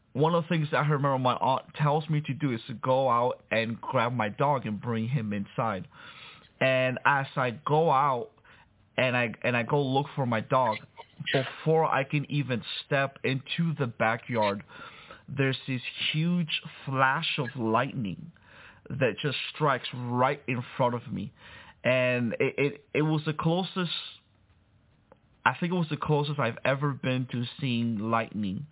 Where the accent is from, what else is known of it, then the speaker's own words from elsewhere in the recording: Miami, Florida, United States; also born or lived in Santo Domingo, Dominican Republic; I was born in Santo Domingo, Dominican Republic, but raised in Miami